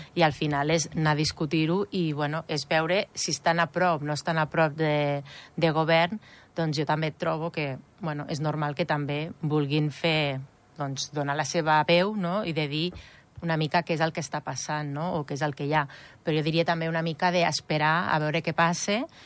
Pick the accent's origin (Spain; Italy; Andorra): Andorra; moved away; jo soc d'Andorra, però vaig estar molts anys fora